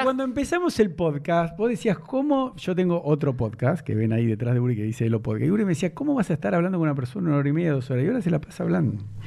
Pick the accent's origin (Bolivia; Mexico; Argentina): Argentina; como argentino y judío